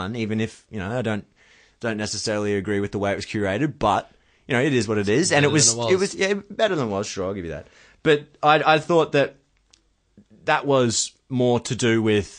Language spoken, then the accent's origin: English; Australia; I'm here to watch Test cricket, not just because I'm an Australian.